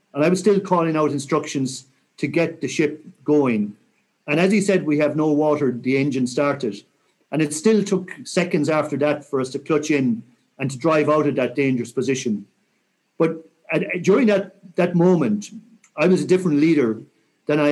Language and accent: English; Mayo, Connacht, Ireland; I'm from Mayo